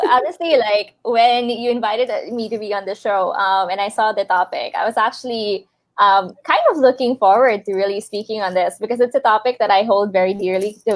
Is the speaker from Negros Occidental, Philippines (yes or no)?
no; Cebu, Central Visayas, Philippines; I think we're sort of similar because we're both from Cebu, actually.